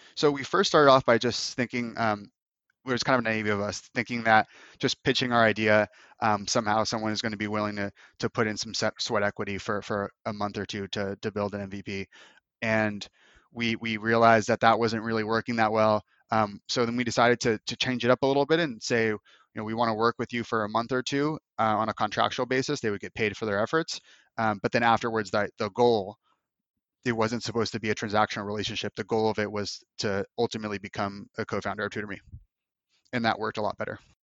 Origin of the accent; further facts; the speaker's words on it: United States; also born or lived in Los Angeles / Moscow / Bali; living in Moscow for four months as an American